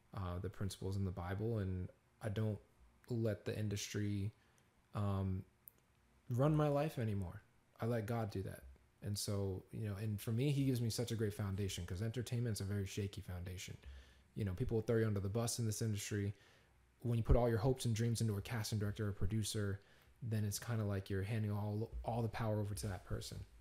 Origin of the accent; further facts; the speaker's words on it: Peabody, Massachusetts, United States; now in Los Angeles, United States; this small little town called Peabody, Massachusetts.